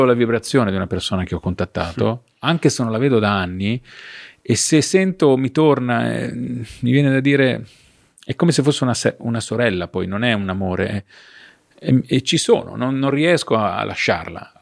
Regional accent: Ravenna, Emilia-Romagna, Italy; sono di Ravenna

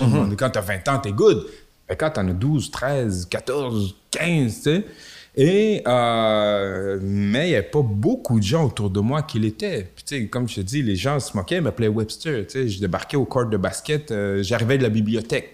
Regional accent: Quebec City, Quebec, Canada; je viens de Limoilou, euh, à Québec

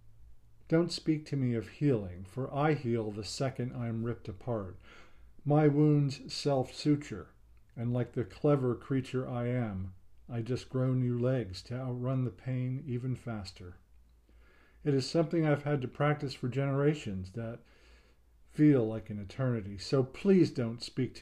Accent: New Jersey, United States; moved away; I'm originally from New Jersey

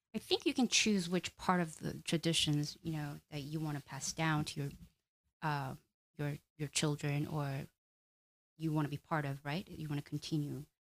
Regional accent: South Korea; now in United States; I'm come from Korean culture where we value relationships

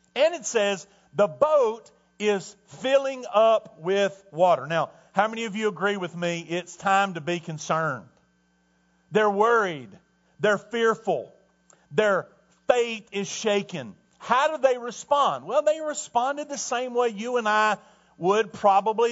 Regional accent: Tornado Alley, United States; moved away; I grew up in Tornado Alley

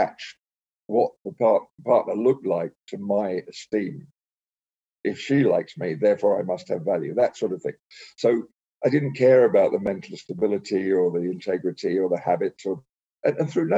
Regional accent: England, United Kingdom; I grew up in England

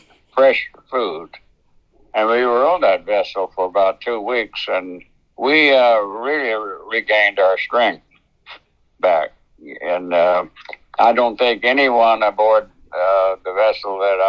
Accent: Piedmont area, North Carolina, United States; I was born in North Carolina Central, North Carolina in the Piedmont area

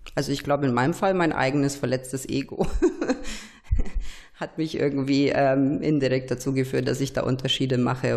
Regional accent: Romania; also born or lived in Nuremberg, Germany; now in Germany; wie ich in Rumänien aufgewachsen bin im Kommunismus

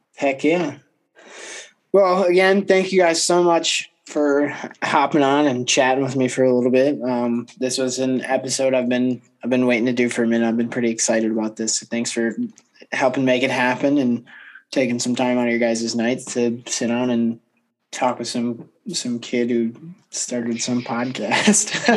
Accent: Kalamazoo, Michigan, United States; up at Kalamazoo

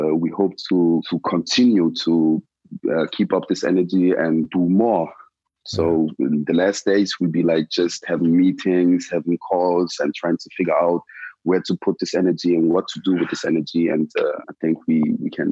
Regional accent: Germany; also born or lived in Ghana; I came to Germany and I went to school and everything.

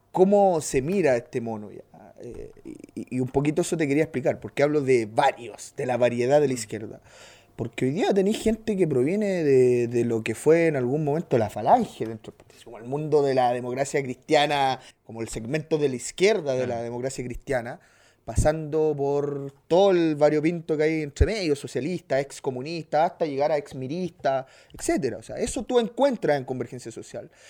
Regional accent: Colombia; A los que nos gusta el fútbol, que ser madre, yo que soy colombiano, que ser madre era malo.

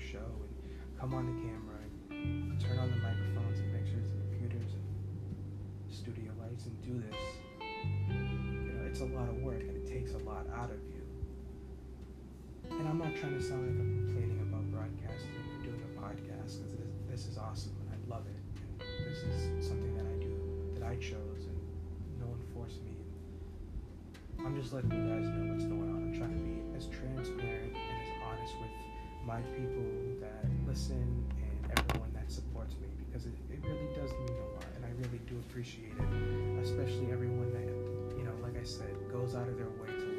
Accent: United States; as an American

